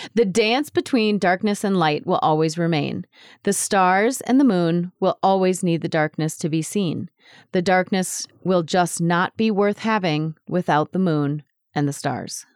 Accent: United States; our identity as an American

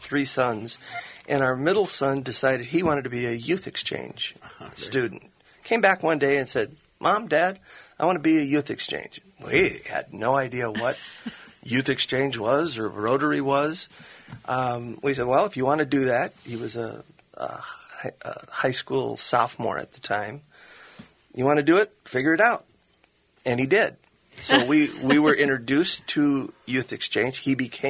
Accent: North Dakota, United States; moved away as an adult; now in Minnesota, United States; Grew up in North Dakota

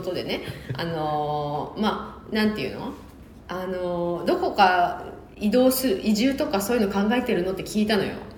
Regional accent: Yamagata, Japan; 山形出身

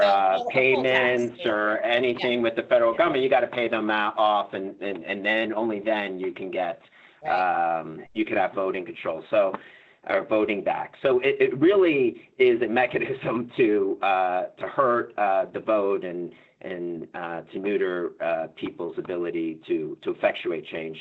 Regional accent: Florida, United States; I come from Florida

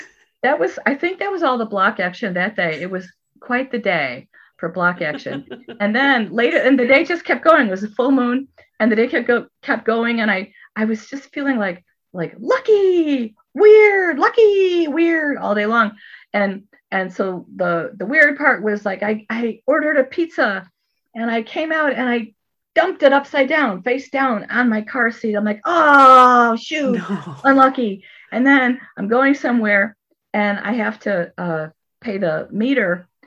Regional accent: Ireland; And you know, I'm Irish.

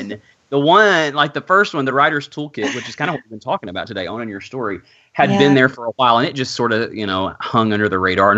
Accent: the South, United States; accent: Southern; my Southern accent

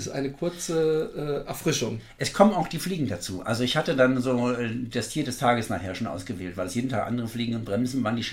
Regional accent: East Germany, Germany; Russisch habe ich in der Schule gelernt, als Ossi lernt man ja Russisch

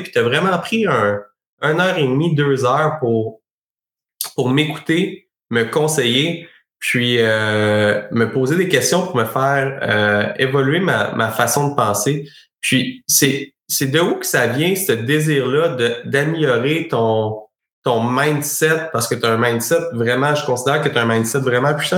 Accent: Sherbrooke, Quebec, Canada; moi je suis originaire de Sherbrooke

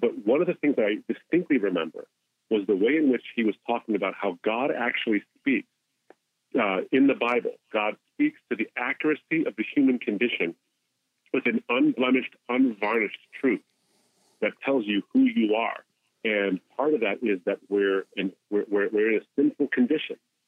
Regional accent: New Jersey, United States; born and raised in the States, come from a Muslim background, have an Arab heritage

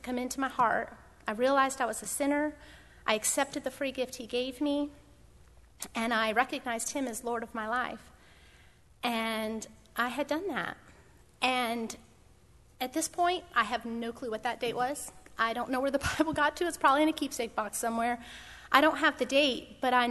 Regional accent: Pennsylvania, United States; moved away as an adult; I was born in Pennsylvania. I grew up in Pennsylvania

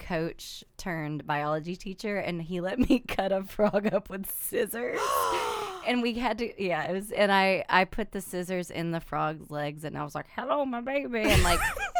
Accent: East Texas, United States; moved away; I'm from East Texas. I literally lived Friday Night Lights.

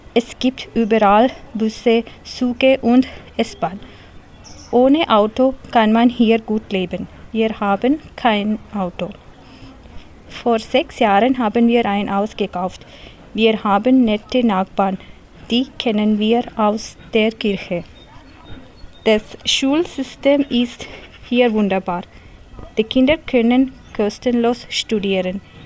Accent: Kerala, India; German is a second language; moved away as an adult; now in Laufenburg, Switzerland; Ich komme aus Südindien, Kerala

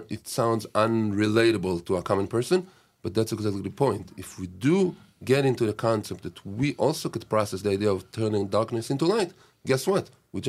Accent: Israel; I'm from Israel. I'm born in Israel. My parents are born in Israel.

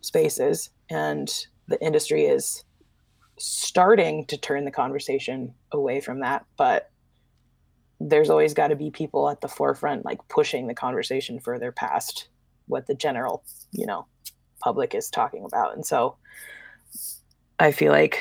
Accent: the Northwest, Pacific Northwest, United States; I grew up in the Northwest with a, you know, middle-class family

